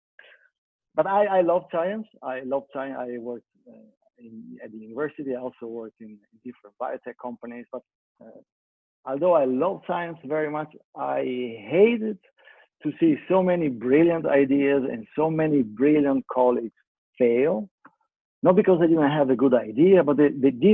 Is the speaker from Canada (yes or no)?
no; Italy; moved away; I'm Italian. I grew up in Italy